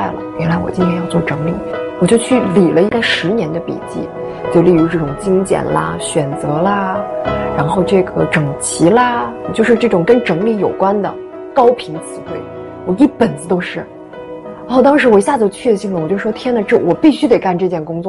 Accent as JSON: {"language": "Chinese", "region": "northern China", "country": "China", "tie": "born or raised there", "said": "嗯，因为我从小是生活在北方的，嗯，但是我妈妈却是上海人。"}